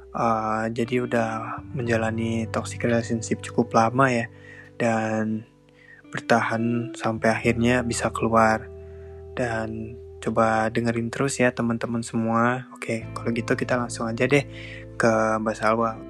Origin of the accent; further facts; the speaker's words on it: Bandung, West Java, Indonesia; now in Malang, Indonesia; aku berasal dari Bandung dan aku sekarang mahasiswa semester 5 Win Maulana Malik Ibrahim Malang.